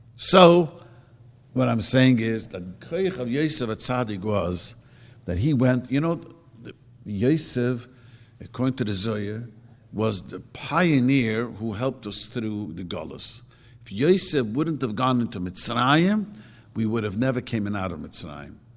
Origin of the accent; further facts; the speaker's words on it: New York City, New York, United States; also born or lived in Lakewood; now in Los Angeles, United States; I grew up in Williamsburg